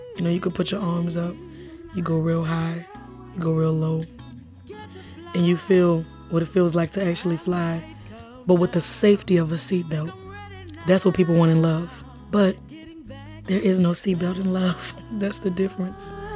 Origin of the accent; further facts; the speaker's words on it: New Orleans, Louisiana, United States; I grew up in New Orleans, right around the corner from a theme park